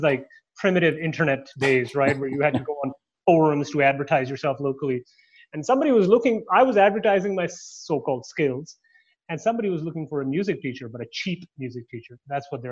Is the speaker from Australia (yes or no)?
no; Canada; also born or lived in Toronto; now in United States; I'm Canadian